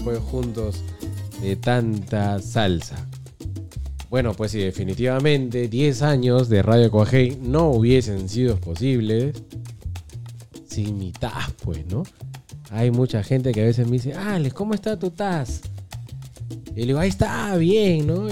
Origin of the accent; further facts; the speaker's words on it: Peru; nosotros como buenos peruanos